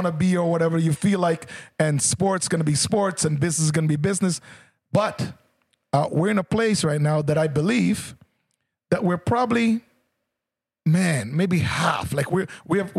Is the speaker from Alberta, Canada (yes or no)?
no; Oakville, Ontario, Canada; someone from Jamaica growing up in Oakville